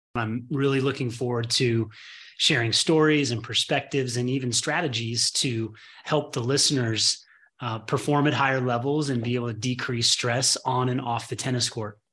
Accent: Midwest, United States; I was born in the Midwest

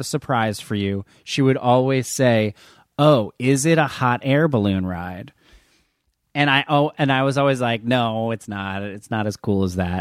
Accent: New Jersey, United States; I'm from New Jersey

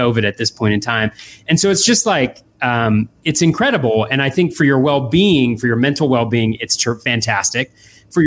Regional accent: Davis, California, United States; moved away as an adult; also born or lived in Boston, Massachusetts; I grew up in California, in Davis, California, in Northern California. All 18 years there

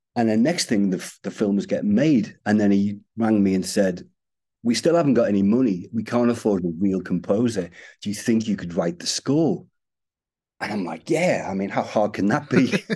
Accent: Liverpool, North West England, United Kingdom; I'm from Liverpool

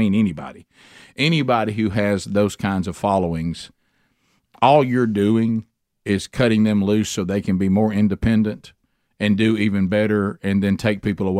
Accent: Oxford, Alabama, United States; my hometown last night at the OPAC, Oxford Performing Arts Center.

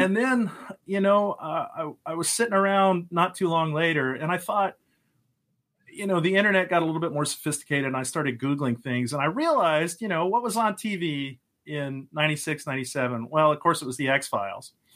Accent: Lubbock, Texas, United States; now in Pennsylvania, United States; I grew up in Texas, uh, lived the early part of my life out near Lubbock in the middle of nowhere.

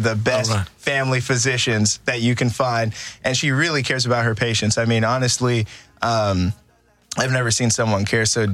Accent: Cypress-Fairbanks, Houston area, Texas, United States; because I grew up in Cyfair.

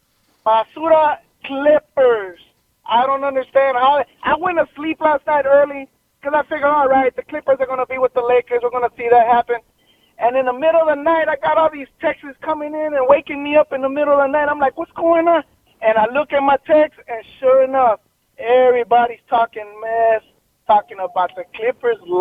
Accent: Los Angeles, California, United States; I was born in L.A., but my parents are from Ecuador

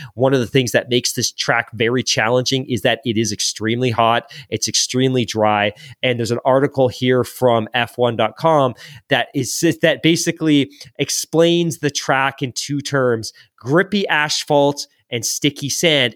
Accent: England, United Kingdom; moved away; when I was growing up in England, I was in what they, eh, basically their, their equivalent of elementary school.

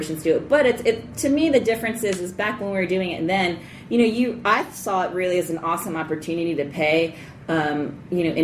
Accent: Baltimore, Maryland, United States; now in Los Angeles, United States; I grew up in Baltimore. I was born and raised in Baltimore.

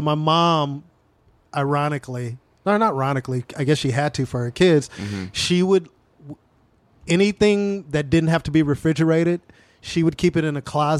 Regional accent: Carson, California, United States; also born or lived in Wilmington, Los Angeles; Yes, that's where I'm from, born and raised.

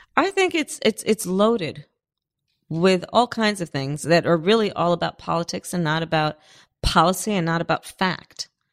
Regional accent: Berkeley, California, United States; also born or lived in Oakland; I was born in Oakland and I grew up in Berkeley in the flatlands on the other side of the tracks

